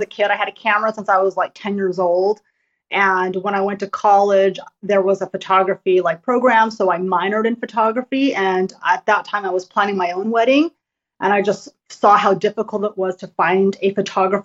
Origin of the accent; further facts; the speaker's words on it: United States; I'm Asian American